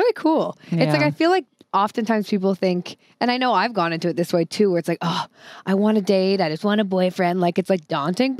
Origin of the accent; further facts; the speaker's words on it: the Northwest, Pacific Northwest, United States; I grew up in the Northwest